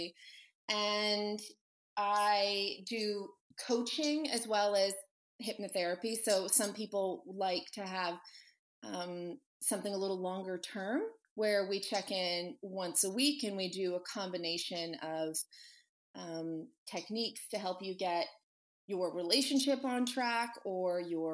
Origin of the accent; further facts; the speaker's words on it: Annapolis, Maryland, East Coast, United States; moved away as an adult; also born or lived in Virginia / Los Angeles; now in Las Vegas, United States; I'm originally from the East Coast. My family's in Virginia and I went to school mostly though in Annapolis, Maryland